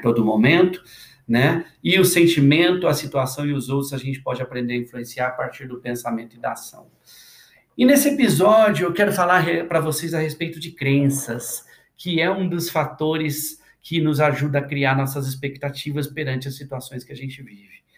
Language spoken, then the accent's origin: Portuguese; interior of Minas Gerais, Brazil; moved away as an adult; now in São Paulo, Brazil; Eu sou do interior de Minas e eu cresci ouvindo a minha mãe